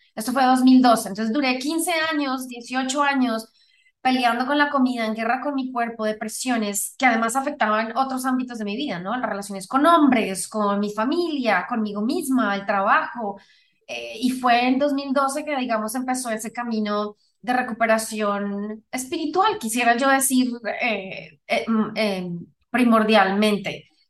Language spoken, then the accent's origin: Spanish; Colombia; yo soy originalmente de Colombia